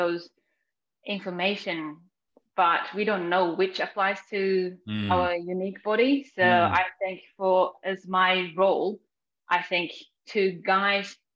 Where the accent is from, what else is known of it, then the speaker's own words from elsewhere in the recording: Japan; moved away as an adult; now in New Zealand; growing up in Japan, I was very sporty